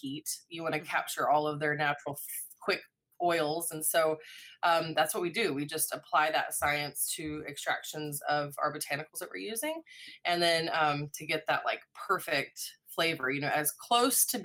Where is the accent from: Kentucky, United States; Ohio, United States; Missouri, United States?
Missouri, United States; Springfield; moved away as an adult; also born or lived in Telluride, Colorado / New Orleans, Louisiana / Northwest Arkansas; now in Arkansas, United States; I was born in Springfield, Missouri, so not far from here